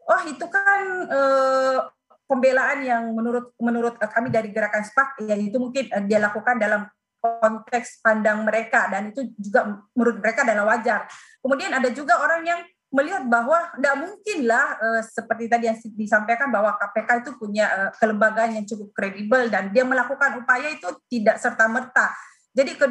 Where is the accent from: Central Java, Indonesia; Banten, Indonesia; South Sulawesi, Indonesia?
South Sulawesi, Indonesia; Saya sebagai warga Sulsel